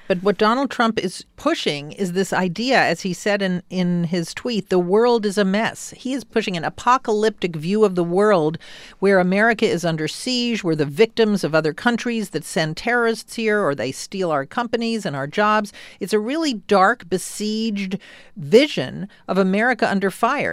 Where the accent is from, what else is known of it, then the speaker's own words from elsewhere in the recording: New York City, New York, United States; moved away; I was born in Jackson Heights in Queens, too